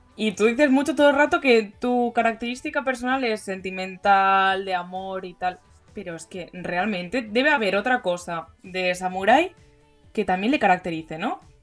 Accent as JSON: {"language": "Spanish", "town": "Barcelona", "region": "Catalonia", "country": "Spain", "said": "nosotros que somos de Barcelona"}